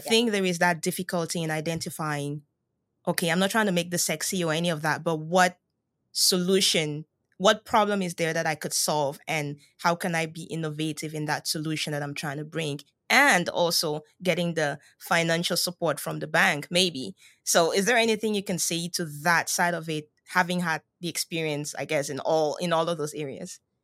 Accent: Cameroon; moved away as an adult; I'm originally from Cameroon

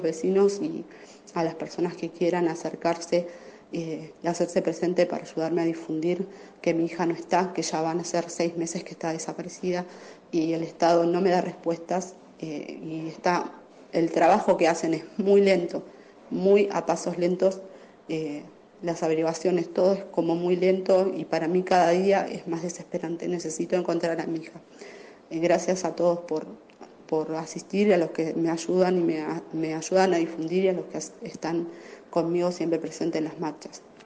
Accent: Florencio Varela, Buenos Aires Province, Argentina; Nosotros somos de Florencio Varela

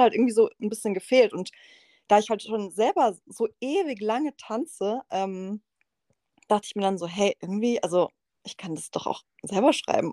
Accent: Freiburg, Baden-Württemberg, Germany; ich bin ja aus Freiburg

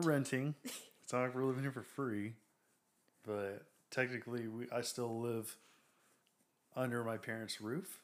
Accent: Waxahachie, Texas, United States; We're from Waxahachie.

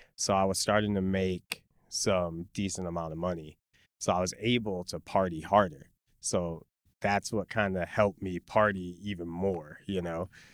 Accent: Chicago, Illinois, United States; moved away as an adult; now in Los Angeles, United States; I was born and raised in Pilsen

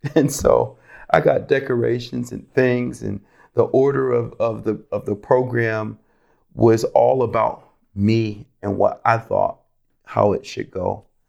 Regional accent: Rochester, New York, United States; moved away as an adult; also born or lived in Florida; I'm originally from Rochester, New York. I grew up in a Christian home.

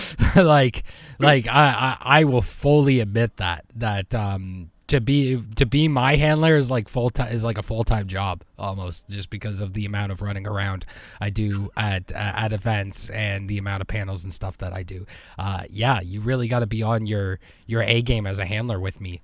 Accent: Canada; as a, as a Canadian

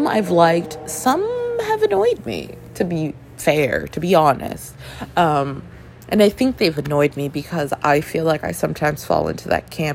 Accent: Toronto, Ontario, Canada; growing up in Toronto, Canada

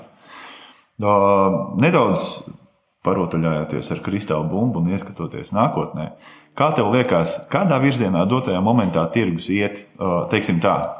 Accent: Rūjiena, Valmiera Municipality, Latvia; manā dzimtajā pilsētā, Rujanā

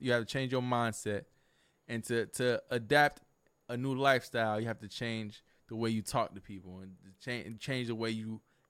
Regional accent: Fort Myers, Florida, United States; growing up in Fort Myers, I always heard a phrase, and it stuck with me, and it molded me to the man that I am today.

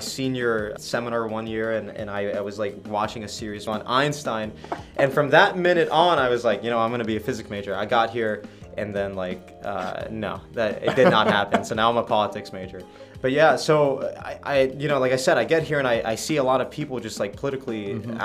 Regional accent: North Carolina, United States; moved away as an adult; now in New York, United States; I am from North Carolina

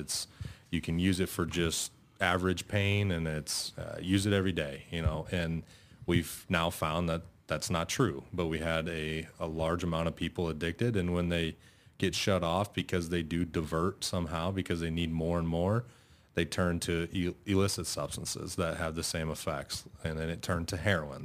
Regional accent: North Bend, Nebraska, United States; originally I'm from North Bend, just, uh, up in Dodge County. uh, grew up there

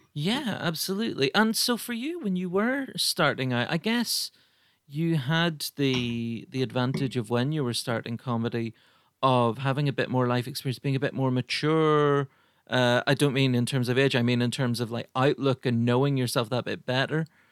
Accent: Ireland; I'm Irish

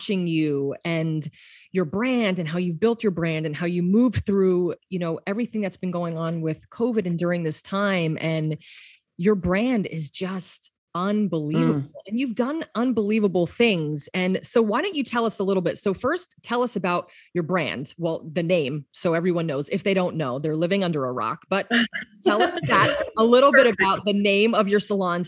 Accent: Pennsylvania, United States; now in Los Angeles, United States; I'm from Pennsylvania

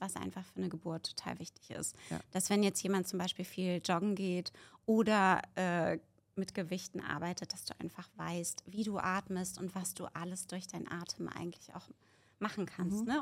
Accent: Berlin, Germany; ich komme aus Berlin

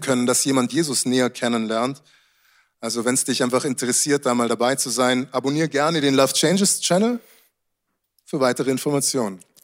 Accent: Germany; also born or lived in Munich; wie wir hier in Deutschland aufzuwachsen

